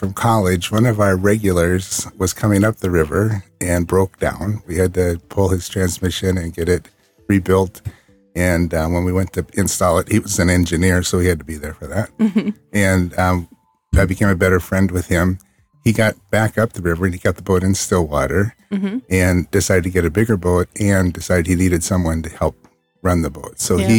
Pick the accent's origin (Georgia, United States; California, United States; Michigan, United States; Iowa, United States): Iowa, United States; Burlington; I was born and raised in Southeast Iowa. A city called Burlington, which is on the river.